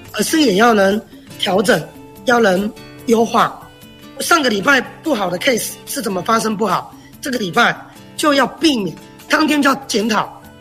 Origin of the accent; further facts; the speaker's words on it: Chiayi, Chiayi City, Taiwan; moved away as an adult; also born or lived in Taipei; 我们都很大声地来说，哎，我们来自嘉义